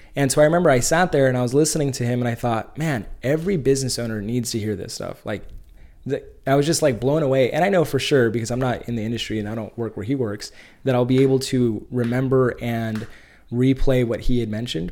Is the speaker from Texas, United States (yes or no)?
no; Bakersfield, California, United States; moved away as an adult; now in San Diego, United States; I grew up in the Central Valley, uh, grew up in Bakersfield, California